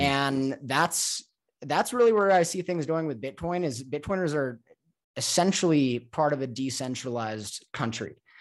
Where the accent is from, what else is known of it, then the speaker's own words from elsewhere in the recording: Los Angeles, California, United States; moved away as an adult; also born or lived in Mexico; I'm from Los Angeles